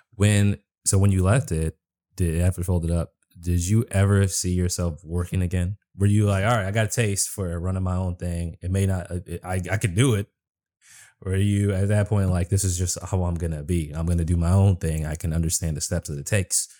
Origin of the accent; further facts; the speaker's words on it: Boston, Massachusetts, United States; moved away as an adult; also born or lived in Minnesota; now in Washington, D.C., United States; I grew up in Boston. I used to live in Minnesota